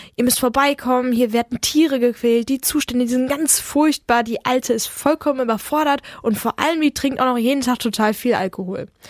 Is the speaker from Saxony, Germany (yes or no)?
no; Bergkamen, North Rhine-Westphalia, Germany; wir sind aus Bergkamen